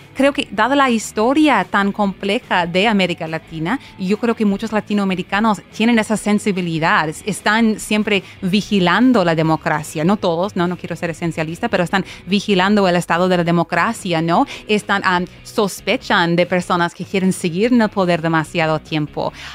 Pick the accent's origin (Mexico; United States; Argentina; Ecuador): United States; estoy estudiando esos asuntos en, ah, en, los Estados Unidos